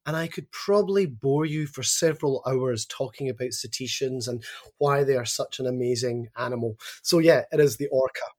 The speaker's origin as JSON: {"language": "English", "town": "Glasgow", "region": "Scotland", "country": "United Kingdom", "moved": "yes", "lives_now": "Australia", "said": "It is, yes. Nearly 20 years in Australia and I haven't lost my accent at all."}